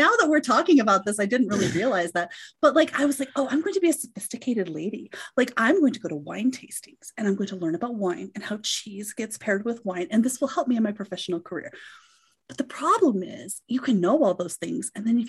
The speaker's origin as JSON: {"language": "English", "region": "Colorado", "country": "United States", "tie": "born or raised there", "said": "And it was living in my home state, like living in Northwest Colorado."}